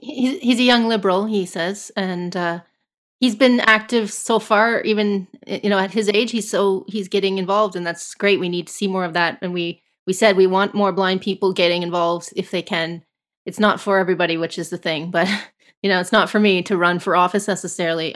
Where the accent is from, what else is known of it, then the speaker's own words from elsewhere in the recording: Canada; as a Canadian